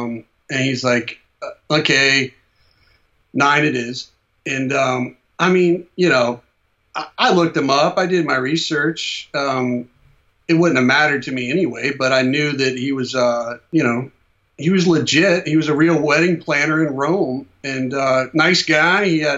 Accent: Ireland; Oh, yeah. I'm Irish.

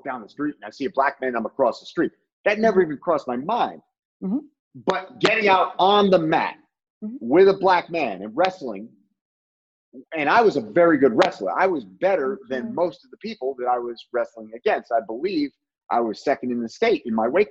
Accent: Barrington, Rhode Island, United States; I grew up in Barrington, Rhode Island

